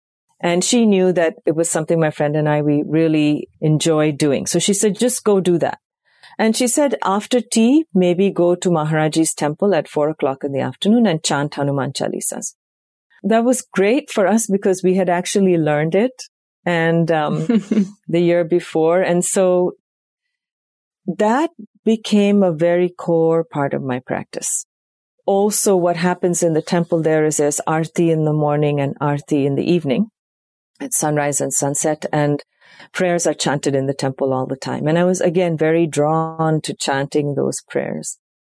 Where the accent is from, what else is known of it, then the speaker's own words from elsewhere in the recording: South India, India; That was the first time I heard it, even though I was raised in India. It wasn't part of our South Indian tradition.